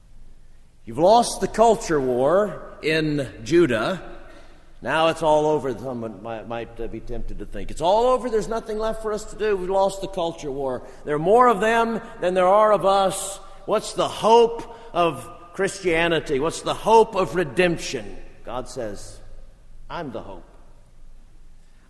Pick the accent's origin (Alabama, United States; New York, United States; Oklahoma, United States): Alabama, United States; I'm from Alabama